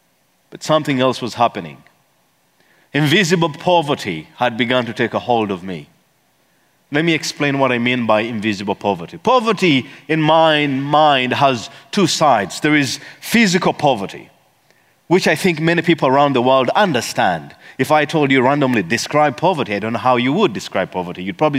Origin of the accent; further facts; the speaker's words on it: Eastern Region, Uganda; See, I come from the Bagisu tribe, and the Bagisu tribe, this is how we do it.